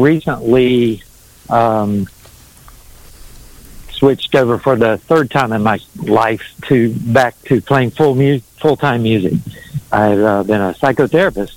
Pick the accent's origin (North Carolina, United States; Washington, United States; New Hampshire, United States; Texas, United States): North Carolina, United States; also born or lived in New York; raised three kids in Raleigh, North Carolina, and always, except for that little stint in New York, lived in two or three different places in North Carolina most of my life